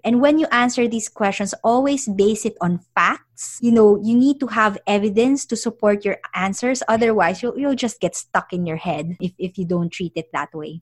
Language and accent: English; Philippines; also born or lived in London; now in United Kingdom; I'm originally from the Philippines